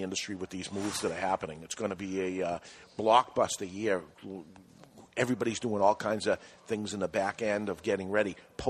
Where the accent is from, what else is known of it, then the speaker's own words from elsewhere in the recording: Everett, Washington, United States; I grew up in Everett.